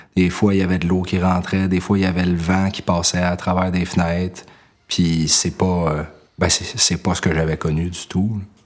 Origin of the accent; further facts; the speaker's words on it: Longueuil, Quebec, Canada; now in Brossard, Canada; je suis né à Longueuil, puis je vis à Brossard